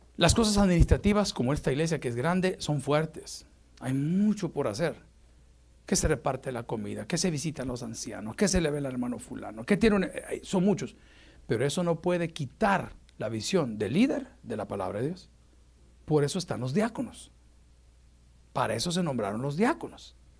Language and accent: Spanish; El Salvador; mi país, El Salvador